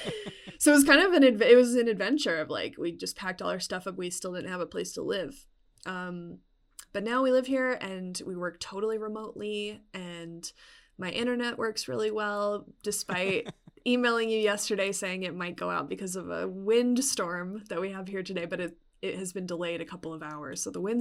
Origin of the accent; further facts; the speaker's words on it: Arizona, United States; also born or lived in Brooklyn; now in Sedona, United States; about a little over a year ago, I moved from Brooklyn to Sedona in Arizona. So it's a couple hours from where I grew up. So I spent a lot of my life in Arizona, but now I'm back.